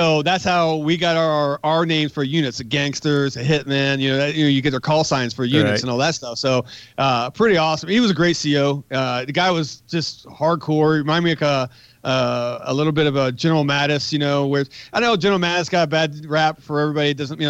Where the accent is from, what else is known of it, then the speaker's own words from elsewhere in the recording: West Virginia, United States; One, I'm from West Virginia. You think I've heard every West Virginia joke in the world, right?